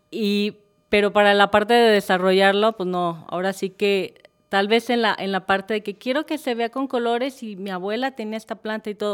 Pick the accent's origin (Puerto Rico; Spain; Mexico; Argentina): Mexico; Colima; now in Guadalajara, Mexico; soy originaria de Colima, de, pero pues ya soy más adoptada tapatía que nada, pues ya llevo más de 38 años aquí.